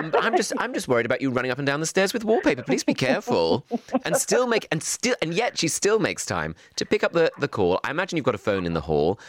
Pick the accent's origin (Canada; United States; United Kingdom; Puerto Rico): United Kingdom; Bromley, London; where I went to school in Bromley.